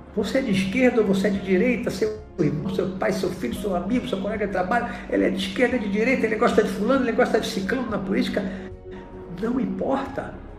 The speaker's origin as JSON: {"language": "Portuguese", "country": "Brazil", "also_born_or_lived": "Bahia", "said": "Hoje eu vivo no Brasil, sou brasileiro"}